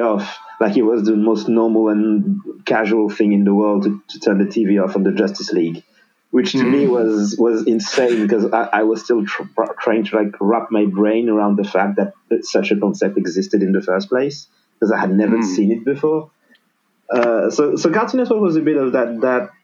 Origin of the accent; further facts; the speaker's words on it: Senegal; moved away as an adult; now in France; born and raised in Senegal